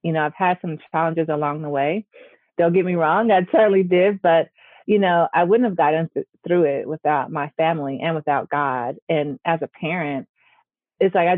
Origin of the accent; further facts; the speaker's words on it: Gary, Indiana, United States; I grew up in Gary, Indiana, which is literally about 20 minutes outside of Chicago